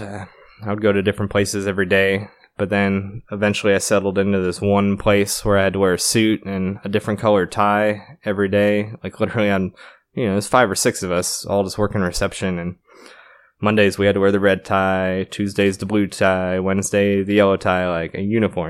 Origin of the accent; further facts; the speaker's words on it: Connecticut, United States; moved away as an adult; also born or lived in New York / Florida / New York City; I grew up around New York City within an hour, uh, mostly Connecticut, also New York